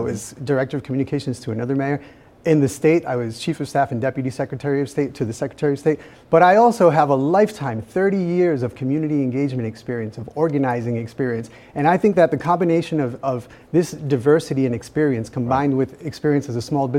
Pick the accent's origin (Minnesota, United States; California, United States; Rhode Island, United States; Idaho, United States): Rhode Island, United States; Providence; I was born in Providence.